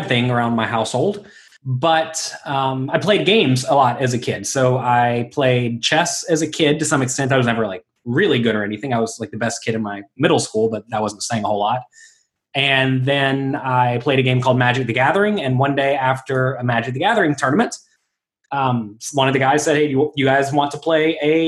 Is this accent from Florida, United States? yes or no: yes; Pensacola, Florida, United States; moved away as an adult; also born or lived in Atlanta / Las Vegas; now in New York City, United States; I'm from Pensacola, Florida, originally